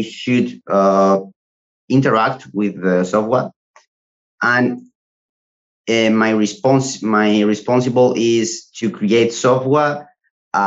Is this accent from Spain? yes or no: yes; Spain; I studied a vocational training in Spain, because I'm from Spain